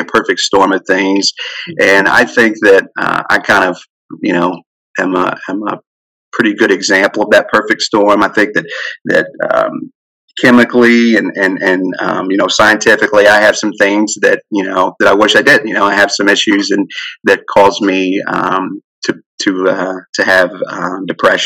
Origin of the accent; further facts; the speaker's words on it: Wayne, West Virginia, United States; moved away as an adult; I grew up in Wayne, West Virginia there. So I haven't lived there since I've been about 18.